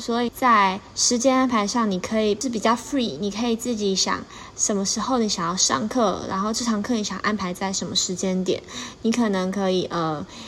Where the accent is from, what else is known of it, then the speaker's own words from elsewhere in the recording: Miaoli, Miaoli County, Taiwan; moved away as an adult; now in Taipei, Taiwan; 因为以前在苗栗，我的家乡